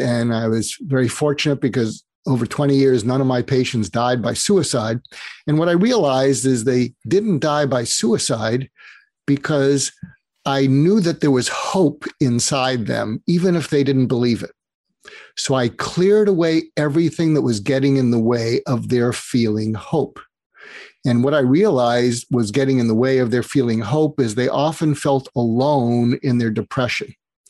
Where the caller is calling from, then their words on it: Los Angeles, California, United States; I'm calling in from Los Angeles.